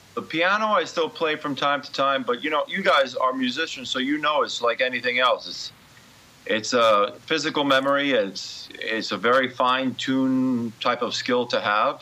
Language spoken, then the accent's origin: English; New York City, New York, United States; also born or lived in Brooklyn, New York / Ridgewood, Queens; I was born uh, in Brooklyn, but raised in Queens